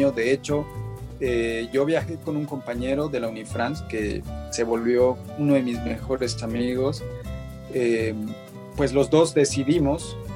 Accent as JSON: {"language": "Spanish", "region": "La Paz", "country": "Bolivia", "lives_now": "Santa Cruz, Bolivia", "said": "pues a ver, yo soy de La Paz, pero ya vivo bastante tiempo en Santa Cruz, entonces mi, mi manera de hablar no es ni de cama ni de colla, entonces"}